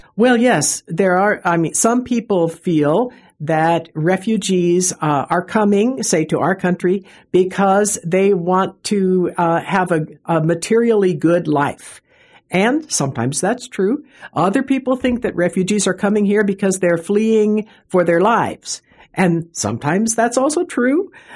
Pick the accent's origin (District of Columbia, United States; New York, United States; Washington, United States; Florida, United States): Washington, United States; Seattle; I come from Seattle. We, you know, we have the Seattle freeze